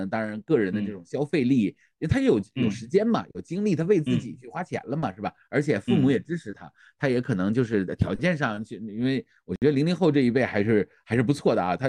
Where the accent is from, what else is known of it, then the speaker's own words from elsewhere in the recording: Northeast China, China; moved away; 我就是东北人，